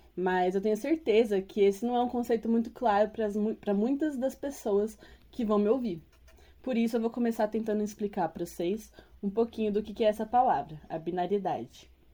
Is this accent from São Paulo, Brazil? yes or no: yes; São Paulo, Brazil; eu sou paulistana